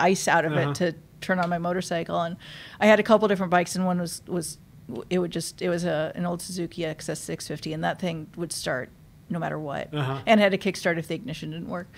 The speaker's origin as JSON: {"language": "English", "town": "Union Hills", "region": "Midwest", "country": "United States", "tie": "born or raised there", "said": "I grew up in Union Hills"}